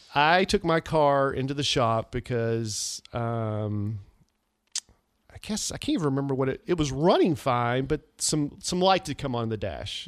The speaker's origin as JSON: {"language": "English", "country": "United States", "tie": "born or raised there", "said": "my hometown for the Wilson County Livestock Association"}